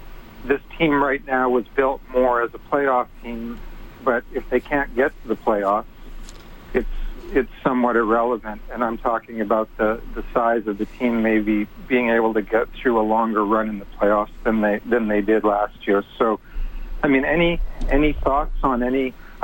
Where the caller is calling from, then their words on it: San Diego, California, United States; also born or lived in Texas; I am calling from San Diego. The last time I called was a few years ago when I was living in Texas